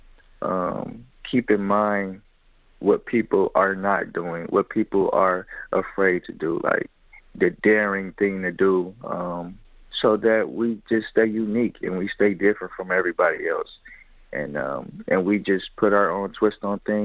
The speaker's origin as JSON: {"language": "English", "town": "Detroit", "region": "Michigan", "country": "United States", "tie": "born or raised there", "said": "I was born and raised in Detroit, Michigan, on the west"}